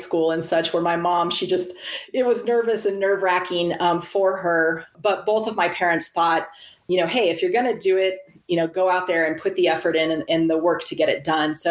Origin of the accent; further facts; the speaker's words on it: Central California, United States; I grew up in a very stable household, middle class America. I was born in Central California